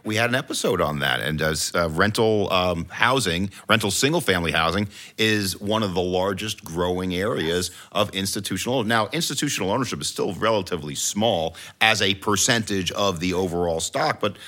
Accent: New York, United States; now in Washington, D.C., United States; I'm from New York as well

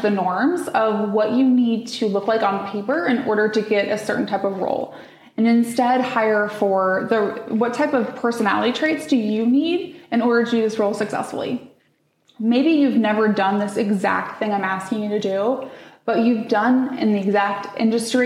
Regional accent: Midwest, United States; I grew up in the Midwest

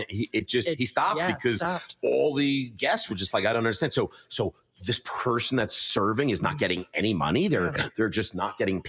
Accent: Short Hills, New Jersey, United States; now in New York, United States; I moved to New York. I was from Short Hills, New Jersey, Millburn, New Jersey, that neck of the woods.

